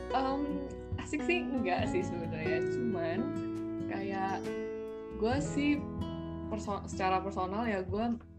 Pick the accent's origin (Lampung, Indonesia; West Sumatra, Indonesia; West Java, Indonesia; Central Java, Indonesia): Lampung, Indonesia; Bandar Lampung; moved away as an adult; now in Berlin, Germany; gue dari Bandar Lampung sama kayak Andri. Dan gue sekarang posisinya lagi kuliah di negara Jerman, tepatnya di kota Berlin